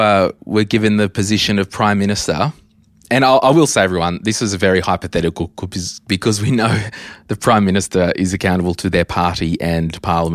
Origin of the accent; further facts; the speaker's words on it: New South Wales, Australia; I'm from New South Wales